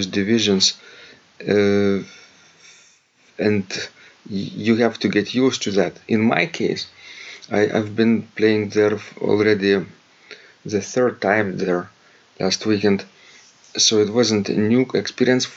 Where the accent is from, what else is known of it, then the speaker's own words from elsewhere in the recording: Klaipėda, Klaipėda County, Lithuania; from the city I grew up in Klaipėda